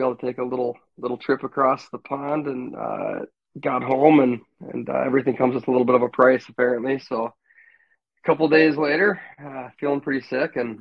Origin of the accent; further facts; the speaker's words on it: Maple Grove, Minnesota, United States; also born or lived in Williston, North Dakota; landed in Maple Grove, Minnesota, a lot different Maple Grove, Minnesota than now, at roughly the age of five or six, where I started my journey here and went to elementary school